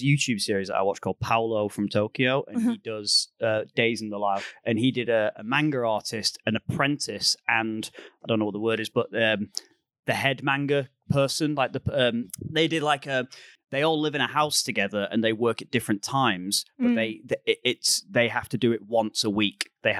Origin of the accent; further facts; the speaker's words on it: United Kingdom; I'm the Brit here.